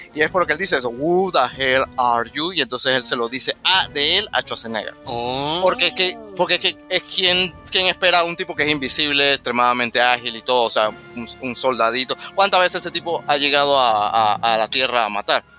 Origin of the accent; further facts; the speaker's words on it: Santa Librada, Panama; yo soy de Santa Librada